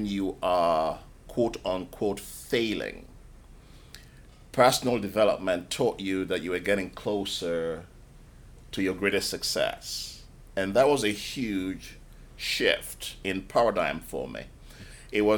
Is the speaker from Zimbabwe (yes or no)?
no; Nigeria; moved away as an adult; also born or lived in United Kingdom; now in London, United Kingdom; I was born in Nigeria. And I spent the first 19 years of my life in Nigeria